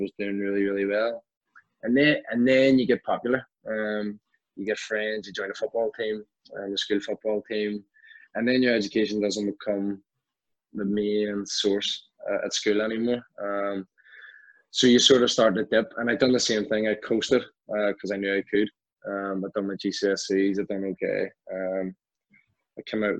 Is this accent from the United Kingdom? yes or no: yes; Belfast, Northern Ireland, United Kingdom; So I grew up in West Belfast, a place called Tunbrook